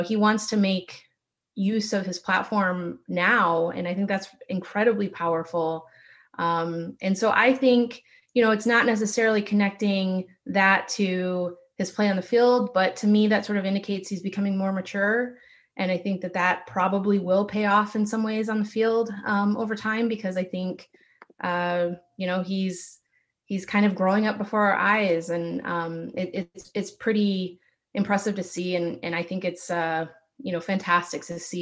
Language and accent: English; Michigan, United States; I didn't grow up in California. I grew up in Michigan